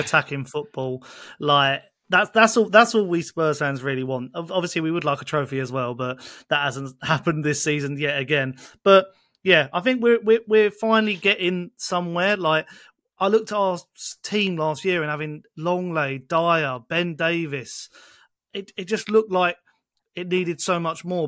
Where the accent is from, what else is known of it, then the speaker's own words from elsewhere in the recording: Essex, East of England, United Kingdom; moved away; I'm originally from Essex